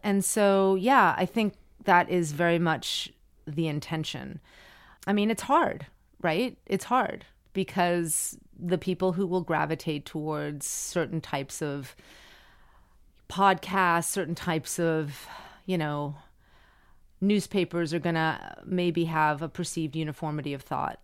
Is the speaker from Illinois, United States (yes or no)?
no; Miami, Florida, United States; moved away; I grew up in Miami and everyone spoke Spanish